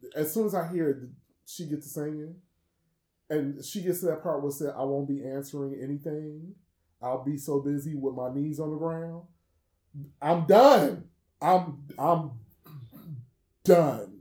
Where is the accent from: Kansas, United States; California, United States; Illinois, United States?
Illinois, United States; Chicago; I am from Chicago, which means that I am a house head by default